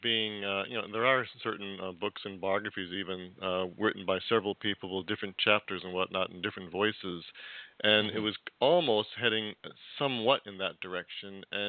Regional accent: California, United States; as a Californian, I just want to jump in.

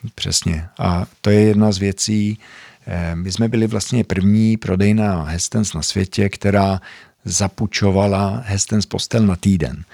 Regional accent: Sweden; accent: Zlín; moved away as an adult; also born or lived in Zlín, Czech Republic; 25 let ve Švédsku, vyrůstal jsem vlastně od pěti let, takže i proto moje čeština je takováhle směšná

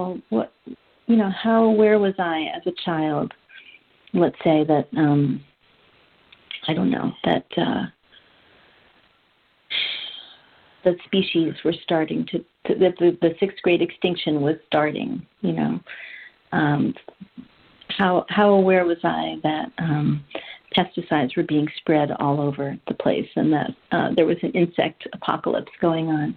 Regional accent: New York City, New York, United States; I grew up in Manhattan, New York

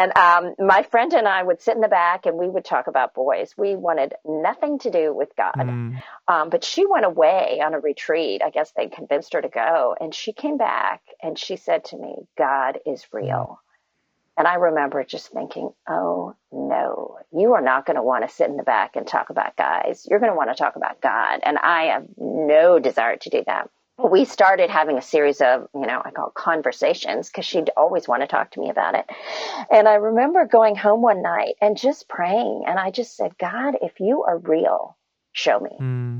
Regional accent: India; born there; I was born in India to Christian parents.

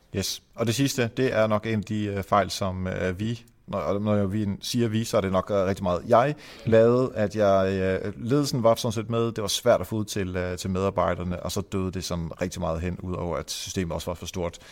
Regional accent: Denmark; also born or lived in Netherlands; Jeg blev født i Holland. Jeg flyttede til øh, Danmark, da jeg var 8 år

